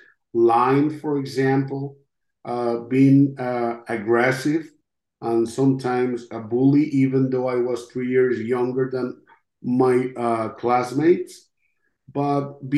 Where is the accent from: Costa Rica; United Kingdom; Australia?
Costa Rica; first language Spanish; English is a second language; moved away as an adult; now in United States; I'm from Costa Rica.